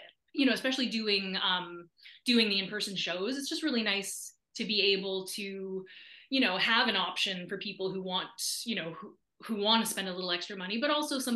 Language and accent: English; Nova Scotia, Canada; moved away; an arts council in my hometown invited me back to do a big show